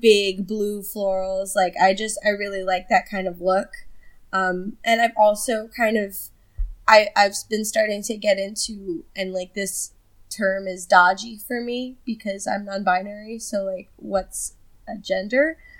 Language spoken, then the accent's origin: English; New Jersey, United States; I'm from New Jersey